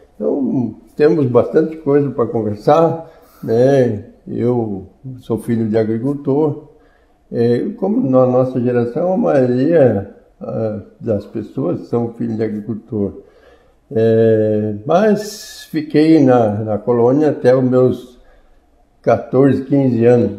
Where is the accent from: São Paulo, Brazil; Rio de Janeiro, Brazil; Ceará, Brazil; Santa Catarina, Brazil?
Santa Catarina, Brazil; Criciúma; Nasci na Vila da Fogueirinha, no distrito de Nova Veneza e no município de Criciúma